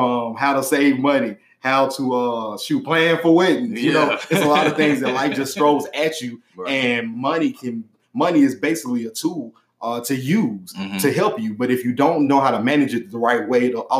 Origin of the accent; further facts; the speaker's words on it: Dallas, Texas, United States; I'm from Dallas, Texas.